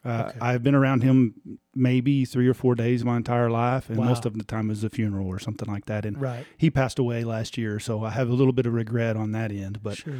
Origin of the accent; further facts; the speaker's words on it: Tulia, Texas, United States; We are originally from Tulia. That's where we moved from here in 2020.